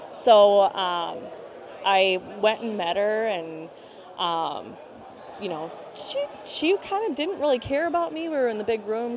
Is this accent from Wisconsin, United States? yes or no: yes; Brookfield, Wisconsin, United States; also born or lived in Milwaukee; I grew up in Brookfield, which is 20 minutes outside the city of Milwaukee, 20 minutes west